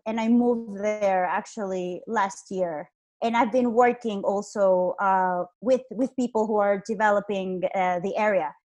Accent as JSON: {"language": "English", "country": "Honduras", "tie": "born or raised there", "also_born_or_lived": "Iceland", "moved": "as an adult", "said": "I am from Honduras. Uh, I was born here. I'm actually here right now, and I lived here for 23 years of my life."}